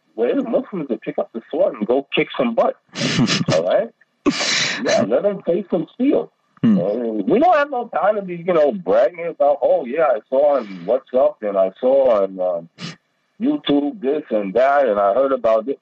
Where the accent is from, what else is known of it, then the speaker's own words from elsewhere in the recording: United States; now in Pakistan; I'm an American